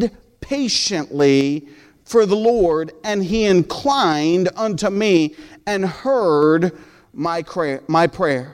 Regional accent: United States; also born or lived in Peru; I'm an American

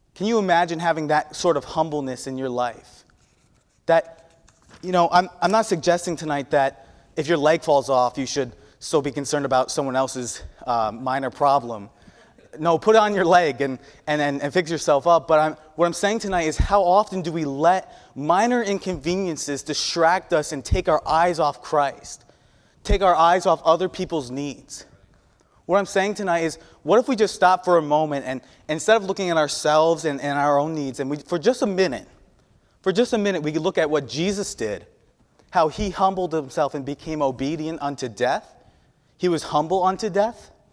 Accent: New York, United States; moved away; I'm from the Northeast

